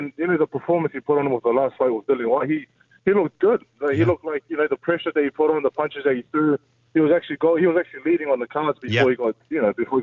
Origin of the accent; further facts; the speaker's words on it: New Zealand; I'm from New Zealand